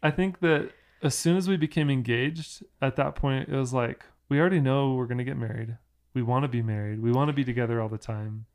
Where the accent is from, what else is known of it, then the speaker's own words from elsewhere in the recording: Orlando, Florida, United States; moved away; people that I grew up with in Orlando at, at church